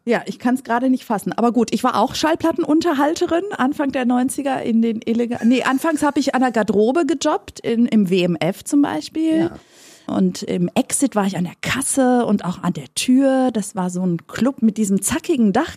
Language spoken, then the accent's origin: German; North Rhine-Westphalia, Germany; ich bin tatsächlich in Nordrhein-Westfalen geboren und nicht in Griechenland